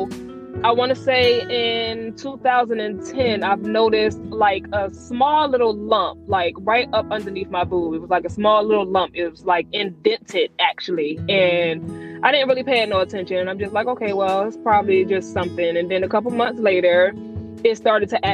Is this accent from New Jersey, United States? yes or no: yes; New Jersey, United States; moved away as an adult; also born or lived in Georgia; now in Atlanta, United States; I'm actually from Jersey